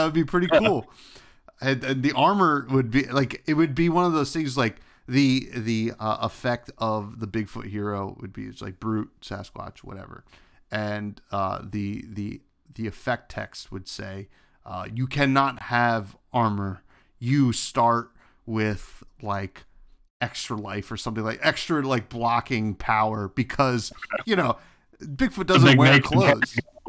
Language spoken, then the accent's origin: English; New Jersey, United States; You know, I'm from New Jersey. Obviously, we had the Jersey Devil. That's our big one.